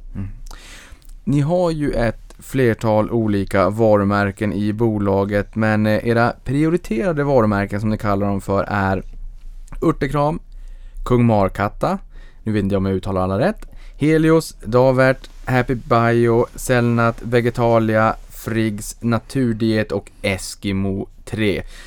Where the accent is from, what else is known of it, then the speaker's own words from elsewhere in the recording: Norrbotten County, Sweden; jag kommer från Norrbotten, då är det knallsvart eh, halva året